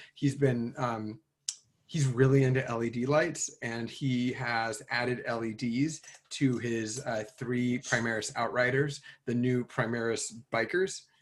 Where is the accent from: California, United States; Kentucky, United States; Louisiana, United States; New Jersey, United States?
California, United States; also born or lived in Cincinnati, Ohio; I grew up in California, but like I moved there when I was three